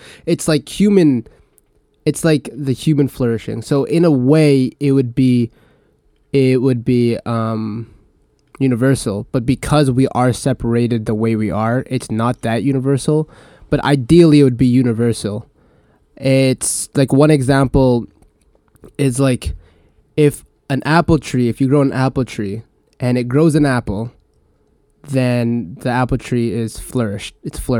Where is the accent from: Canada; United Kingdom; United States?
Canada; you're American, I'm Canadian, you're Chinese